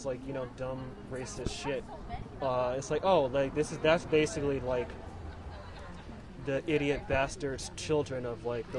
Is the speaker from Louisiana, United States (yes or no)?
no; Pittsburg, California, United States; I'm from Pittsburgh. I live city over